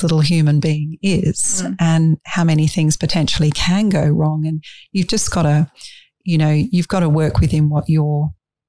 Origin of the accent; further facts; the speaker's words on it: England, United Kingdom; moved away; I was brought up in England